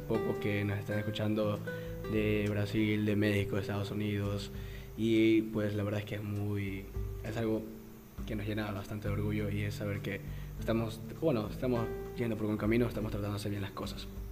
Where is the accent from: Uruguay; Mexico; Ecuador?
Ecuador; como, ecuatorianos